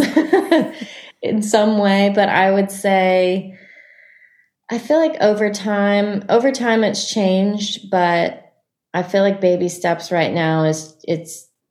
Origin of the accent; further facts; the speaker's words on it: Annapolis, Maryland, United States; the Annapolis Songwriters Festival, which is in my hometown